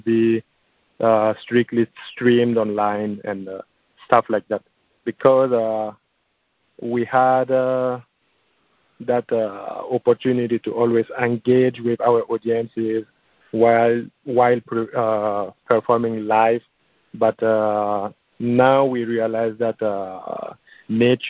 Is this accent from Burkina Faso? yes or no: yes; Burkina Faso; now in Los Angeles, United States; my home country of Burkina Faso